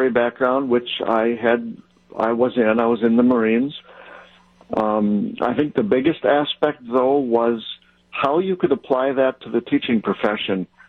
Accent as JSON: {"language": "English", "town": "Mayville", "region": "Wisconsin", "country": "United States", "tie": "born or raised there", "lives_now": "Elkhorn, United States", "said": "I grew up in Mayville. Right now I'm in Elkhorn, Wisconsin."}